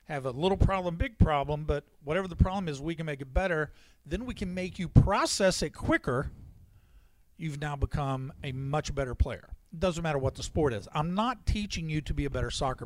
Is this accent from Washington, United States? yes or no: no; Louisville, Kentucky, United States; I was born in Louisville